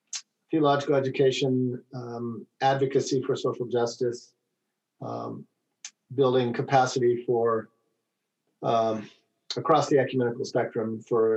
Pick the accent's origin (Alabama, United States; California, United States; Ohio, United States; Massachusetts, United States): California, United States; Southern; I'm from Southern California